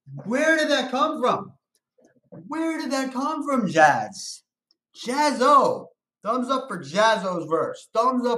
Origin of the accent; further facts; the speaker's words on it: New York City, New York, United States; I'm from Brooklyn.